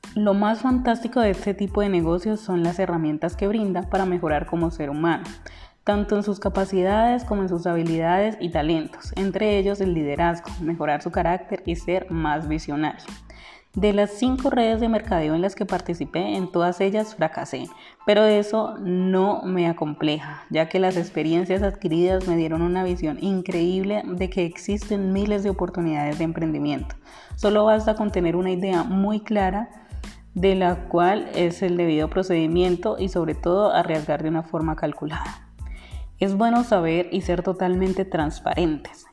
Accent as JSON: {"language": "Spanish", "town": "Popayán", "region": "Cauca", "country": "Colombia", "tie": "born or raised there", "also_born_or_lived": "Cali", "said": "decidí salir de Cali y devolverme a la ciudad natal a mi ciudad natal, Popayán"}